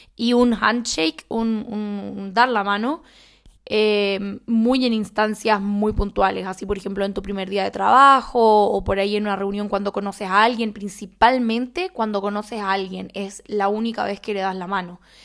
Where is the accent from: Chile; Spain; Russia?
Chile; soy chilena